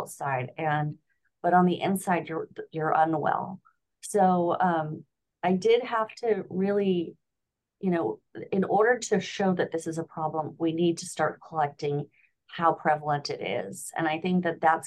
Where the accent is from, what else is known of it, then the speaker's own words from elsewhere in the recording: Southern California, United States; moved away as an adult; also born or lived in Los Angeles; now in Florida, United States; I grew up in Southern California